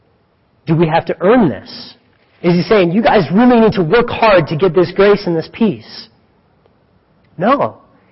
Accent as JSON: {"language": "English", "town": "Greeley", "region": "Colorado", "country": "United States", "said": "I'm from Greeley"}